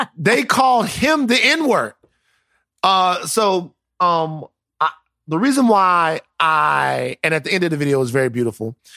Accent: South Louisiana, United States; I am from South Louisiana.

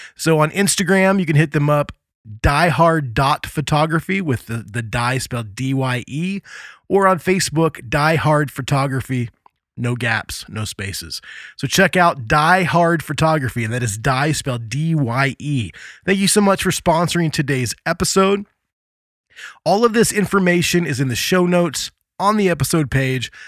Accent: Indiana, United States; Hailing from my home state of Indiana

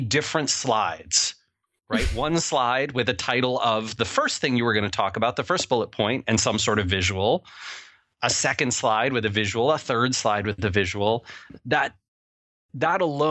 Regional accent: Seattle, Washington, United States; I'm from Seattle, Washington, where where weed is legal

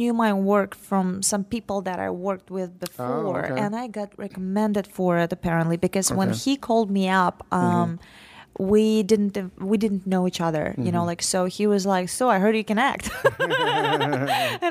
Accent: Saint Petersburg, Russia; now in United States; I am originally from St. Petersburg, Russia

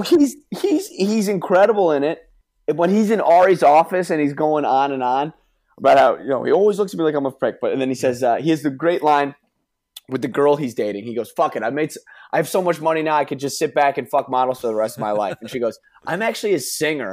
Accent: New York, United States; I'm from New York

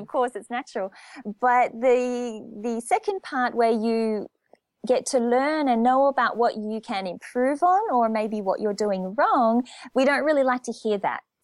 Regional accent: Australia; moved away as an adult; also born or lived in Japan / France; back in my home country, my culture, my language

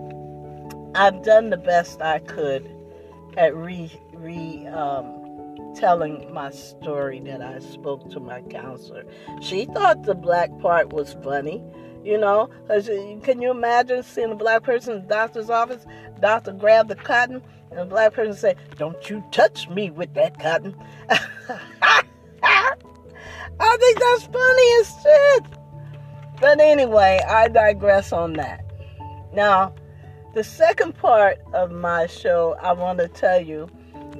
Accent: Trenton, New Jersey, United States; moved away; I'm from Trenton, New Jersey

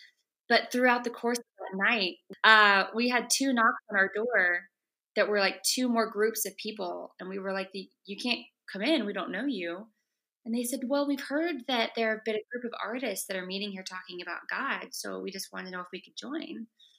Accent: the South, United States; moved away as an adult; now in New York City, United States; I'm from the South.

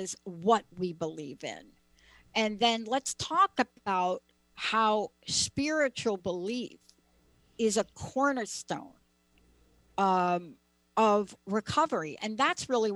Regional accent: United States; now in Seattle, United States; I grew up on the East Coast, New York, New Jersey area

